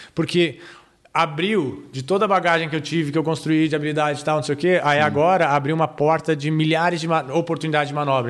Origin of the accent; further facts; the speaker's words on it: Brazil; nós, como brasileiros